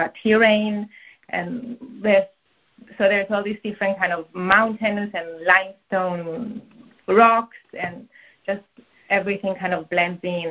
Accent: Cyprus; now in Brooklyn, United States; I went back to Cyprus, which is where I grew up

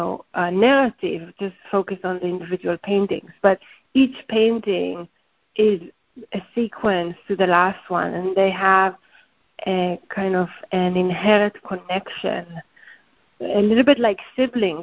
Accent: Haifa, Haifa District, Israel; moved away; my homeland or where I grew up in Haifa

